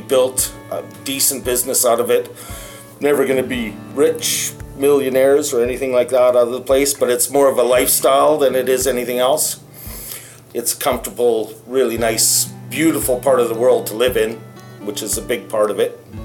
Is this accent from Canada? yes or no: yes; Salmon Arm, British Columbia, Canada; moved away as an adult; also born or lived in United Kingdom / Bull River, British Columbia; I was born and raised in Salmon Arm